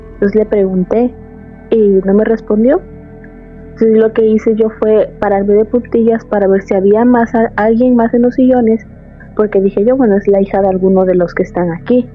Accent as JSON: {"language": "Spanish", "region": "Veracruz", "country": "Mexico", "moved": "as an adult", "lives_now": "Austin, United States", "said": "De México, del puerto de Veracruz"}